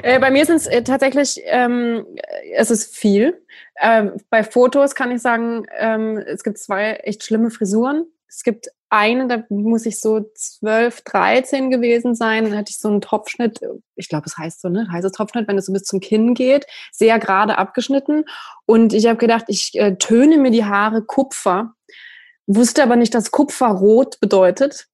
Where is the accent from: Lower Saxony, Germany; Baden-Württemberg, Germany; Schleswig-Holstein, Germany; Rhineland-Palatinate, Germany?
Baden-Württemberg, Germany; countryside near Freiburg; ich bin auf dem Land groß geworden und es gab in der Nähe von Freiburg